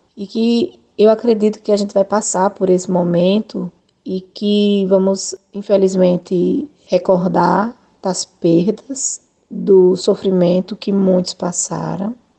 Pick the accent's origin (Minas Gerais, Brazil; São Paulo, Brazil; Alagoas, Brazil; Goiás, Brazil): Alagoas, Brazil; Arapiraca; also born or lived in Maceió; Sou natural de Maceió, mas moro em Arapiraca desde o meu primeiro ano de vida